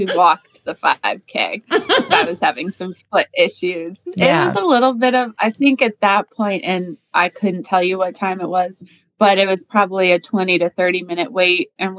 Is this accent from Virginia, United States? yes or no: no; Connecticut, United States; moved away; So I'm from Connecticut and we like lobster rolls in Connecticut.